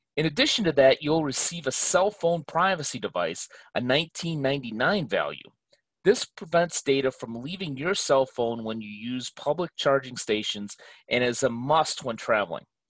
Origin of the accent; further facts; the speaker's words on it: Chicago, Illinois, United States; my hometown of Chicago